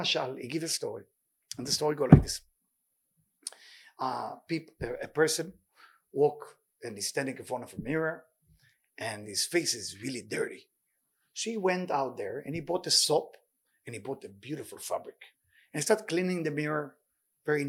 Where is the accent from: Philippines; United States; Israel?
Israel; moved away; I grew up in Israel